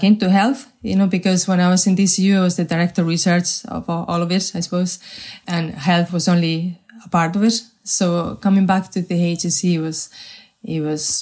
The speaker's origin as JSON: {"language": "English", "country": "Spain", "tie": "born or raised there", "also_born_or_lived": "Madrid", "second_language": "English", "moved": "as an adult", "lives_now": "Ireland", "said": "I wasn't born in Ireland. But funny enough, I have spent more time in Ireland than I have spent in my home country in Spain."}